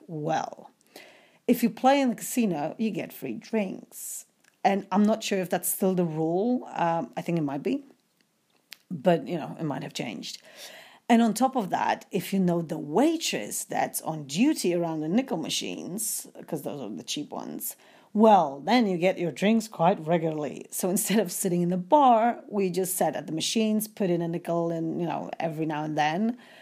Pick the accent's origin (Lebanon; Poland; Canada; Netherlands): Poland; moved away as an adult; I'm a student from Poland trying to make some money in the U S for the future